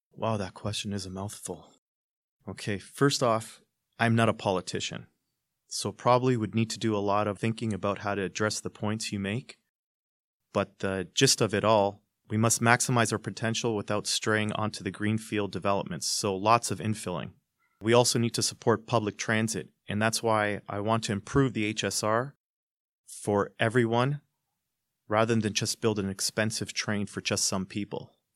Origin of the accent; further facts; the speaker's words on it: Hamilton, Ontario, Canada; I'm born and bred in Hamilton. I grew up here